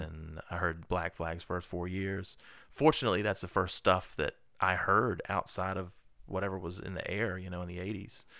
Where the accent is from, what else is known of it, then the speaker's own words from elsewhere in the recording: Lynchburg, Virginia, United States; moved away; I grew up in Lynchburg